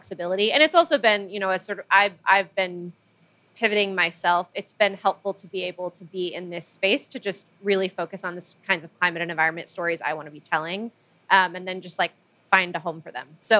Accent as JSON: {"language": "English", "town": "Manila", "region": "Metro Manila", "country": "Philippines", "tie": "born or raised there", "moved": "as an adult", "lives_now": "United States", "said": "I grew up in the Philippines and moved to the U.S. basically for college. So when I was about 18"}